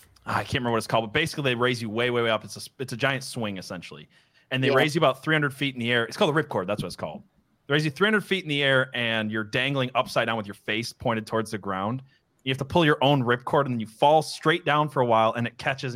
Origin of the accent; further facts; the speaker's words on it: Michigan, United States; I grew up in Michigan